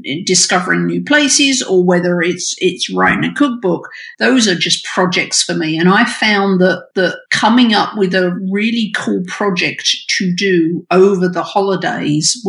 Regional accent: United Kingdom; now in United States; I'm British and I didn't grow up with Thanksgiving

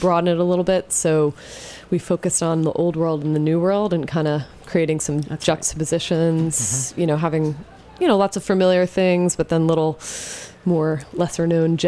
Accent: Jersey Shore, New Jersey, United States; Oh, I grew up in New Jersey. Okay. On the Jersey Shore.

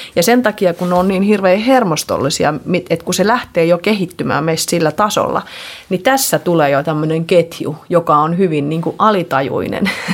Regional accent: Finland; also born or lived in Sweden; kun me muutettiin sieltä Ruotsista Suomeen, niin sitten mä olin, olin yhdeksänvuotiaana taas Suomesta

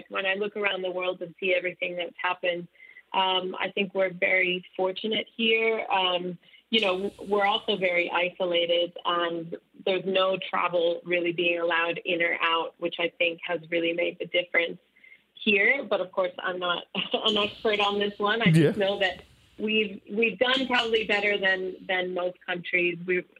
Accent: Miami, Florida, United States; moved away as an adult; also born or lived in California; now in Australia; I was born in Miami, Florida. Big Cuban family, lots of food growing up, lots of cooking with mom and grandma and that kind of stuff.

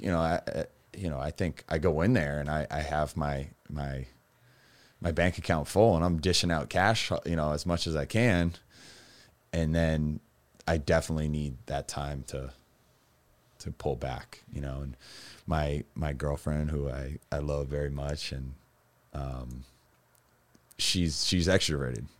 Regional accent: Massachusetts, United States; Growing up in Massachusetts

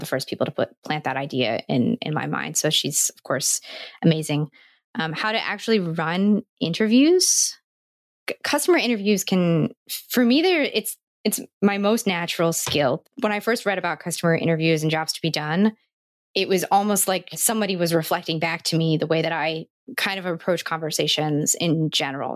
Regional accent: New Jersey, United States; I'm from New Jersey, which is a part of the United States

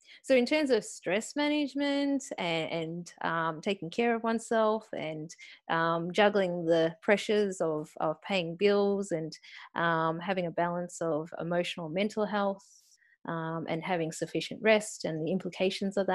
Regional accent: Australia; accent: Aussie; born and bred in Australia

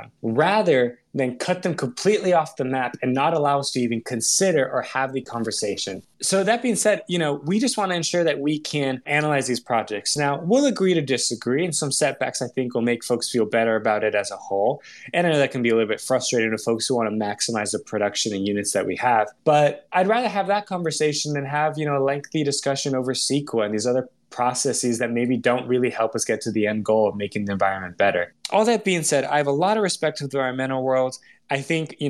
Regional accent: Tracy, California, United States; I grew up in Tracy, California

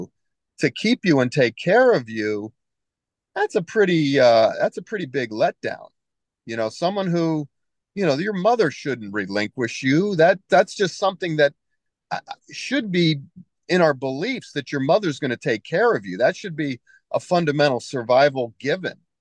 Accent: United States; also born or lived in Japan; I'm from America

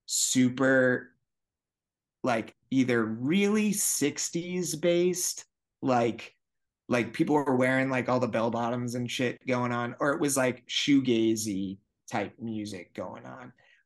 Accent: Vermont, United States; I was like, I'm from Vermont.

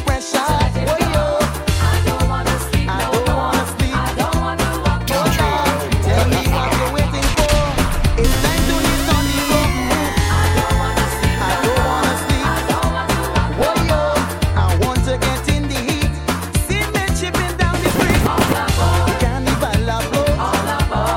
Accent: New York City, New York, United States; I'm from Queens

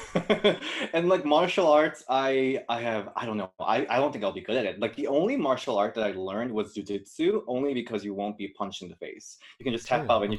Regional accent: South Korea; English is a second language; now in Chicago, United States; I'm from Korea, and how I learned English is li- literally from watching pro wrestling.

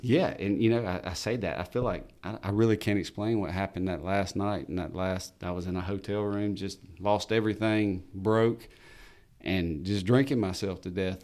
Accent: Albany, United States; I'm from Albany. I grew up here.

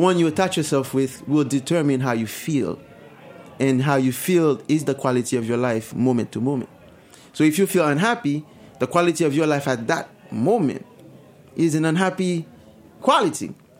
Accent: Haiti; moved away; I remember growing up in Haiti

